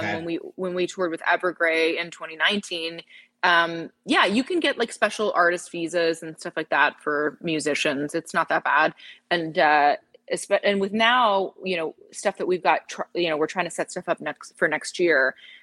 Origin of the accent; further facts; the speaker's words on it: Toronto, Ontario, Canada; moved away as an adult; now in Texas, United States; We grew up in Toronto and just in suburbs, kind of just around Toronto. And then and our drummer still lives there. And then, we moved from Toronto to Texas about 3 years ago